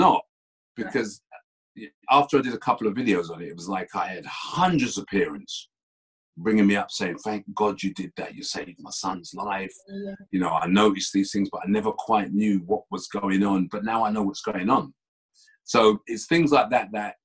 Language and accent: English; London, United Kingdom; I was born and bred in Tottenham. Born and bred in Tottenham.